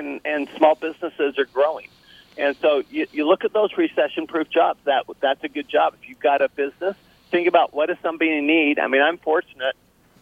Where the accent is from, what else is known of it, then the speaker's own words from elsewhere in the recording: Salt Lake City, Utah, United States; also born or lived in Paris, France; I grew up in Salt Lake City, Utah.